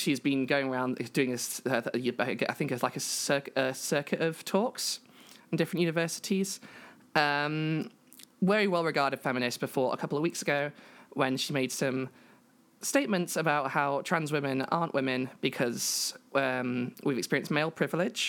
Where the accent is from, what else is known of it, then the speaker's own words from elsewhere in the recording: United Kingdom; I am a British trans feminine person.